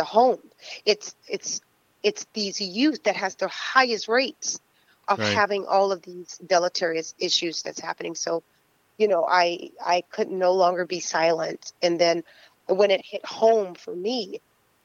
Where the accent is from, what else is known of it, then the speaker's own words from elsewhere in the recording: Fort Lauderdale, Florida, United States; also born or lived in Tampa; growing up in Fort Lauderdale, well, we lived in Tampa and then coming to Fort Lauderdale